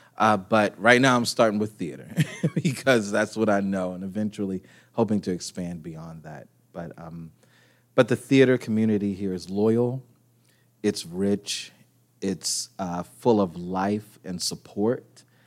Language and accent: English; Baltimore, Maryland, United States; moved away as an adult; now in Pittsburgh, United States; I'm a transplant to Pittsburgh, so I grew up in Baltimore